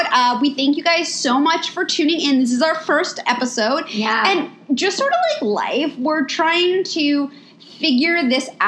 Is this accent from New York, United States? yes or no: yes; New York, United States; moved away as an adult; now in Los Angeles, United States; We're both we're both from New York. We've I lived in LA. um, we've both been living in LA for many years now.